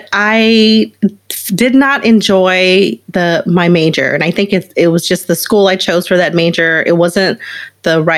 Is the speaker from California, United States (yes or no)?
no; Baton Rouge, Louisiana, United States; I grew up in Baton Rouge, Louisiana. So outside in a very small rural town